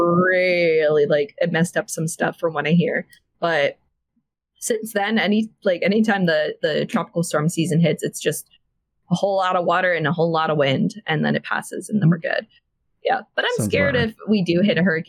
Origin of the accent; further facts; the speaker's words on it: Florida, United States; moved away; I grew up in Florida